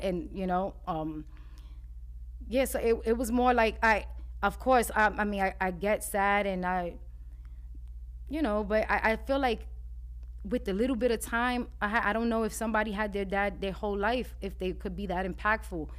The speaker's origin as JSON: {"language": "English", "town": "New York City", "region": "New York", "country": "United States", "tie": "born or raised there", "said": "growing up in Spanish Harlem"}